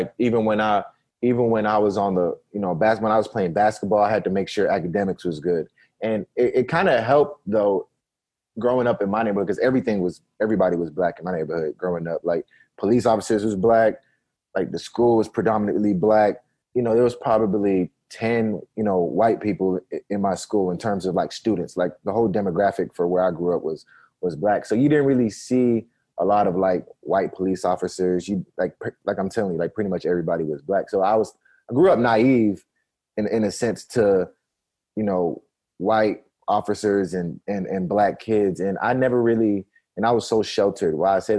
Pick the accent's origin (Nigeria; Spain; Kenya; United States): Nigeria; born there; I'm like African American, but I was born in Nigeria. So like my parents, like I'm 100% African.